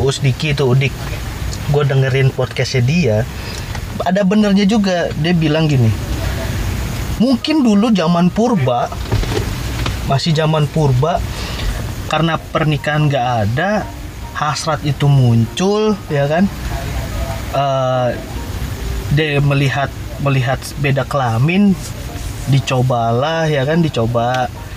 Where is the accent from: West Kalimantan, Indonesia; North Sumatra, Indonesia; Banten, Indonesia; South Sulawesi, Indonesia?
Banten, Indonesia; Balaraja; di kota gua Dalaraja